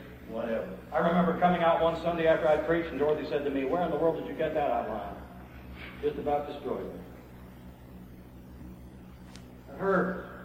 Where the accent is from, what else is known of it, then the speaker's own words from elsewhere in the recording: United States; I'm an American male. I'm a macho male.